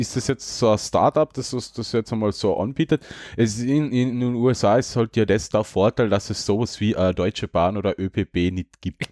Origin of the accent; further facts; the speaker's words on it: Austria; bei uns in Österreich